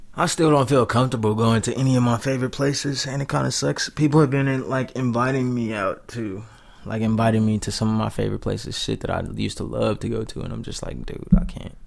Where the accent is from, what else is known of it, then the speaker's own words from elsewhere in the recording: United States; I'm an American man